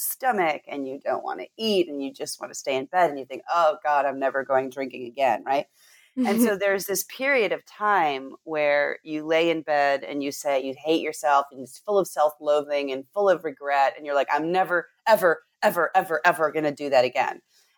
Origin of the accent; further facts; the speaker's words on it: California, United States; she was raised in Eastern Germany and I was raised in Southern California.